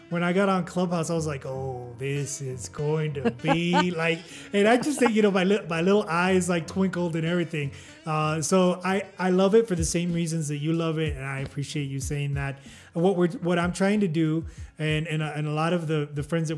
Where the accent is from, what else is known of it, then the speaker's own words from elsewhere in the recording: El Paso, Texas, United States; also born or lived in Mexico City, Mexico; El Paso, Texas, my hometown where I was born and raised